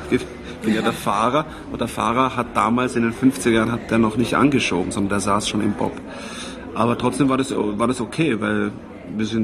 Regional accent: Switzerland; also born or lived in Vienna, Austria / Styria, Austria / Hof, Germany; bin gebürtiger Wiener, bin aber ähm, in der Schweiz aufgewachsen und in der Steiermark und ganz kurz in Deutschland gelebt. In Franken, in Hof, aber da war ich glaube ich paar Monate alt.

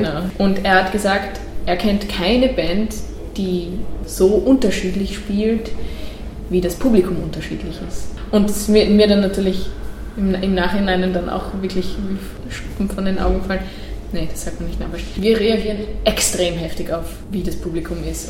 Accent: Netherlands; first language Dutch; German is a second language; also born or lived in Styria, Austria; now in Austria; ich bin ja eigentlich Holländerin, das heißt, mit der holländischen Sprache aufgewachsen und dann in die Pampa zogen nach Österreich

